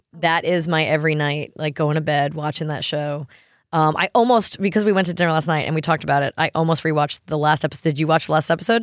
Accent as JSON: {"language": "English", "region": "New York", "country": "United States", "tie": "born or raised there", "moved": "yes", "lives_now": "Tennessee, United States", "said": "growing up in New York"}